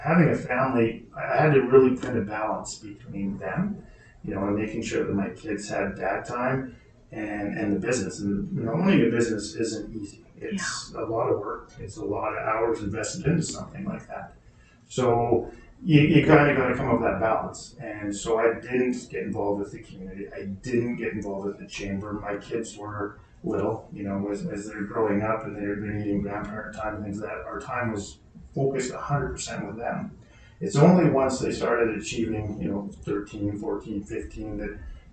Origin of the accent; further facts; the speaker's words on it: Hanna, southern Alberta, Canada; now in Hinton, Canada; I grew up in Hannon, so southern Alberta, was used to the Chinooks